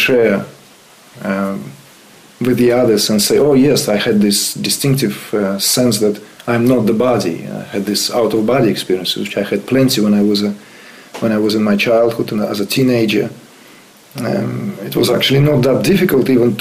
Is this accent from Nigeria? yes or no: no; Uzbekistan; moved away; I was born in Uzbekistan.